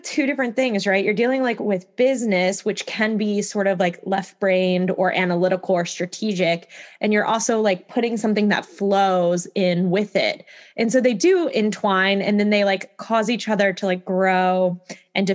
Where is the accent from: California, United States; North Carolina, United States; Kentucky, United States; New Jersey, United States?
Kentucky, United States; I'm from Kentucky